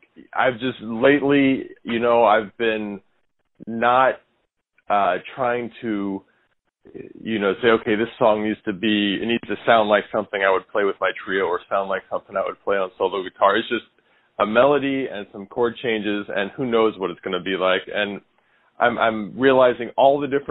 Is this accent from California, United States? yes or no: no; St. Louis, Missouri, United States; moved away as an adult; now in New York City, United States; I was born in St. Louis, and I spent, raised there, spent the first 18 years of my life in St. Louis